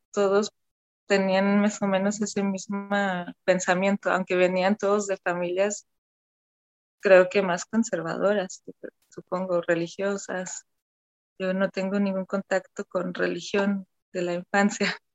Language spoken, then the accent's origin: Spanish; Cologne, North Rhine-Westphalia, Germany; moved away as an adult; now in Guadalajara, Mexico; nací y crecí en, Alemania, en Colonia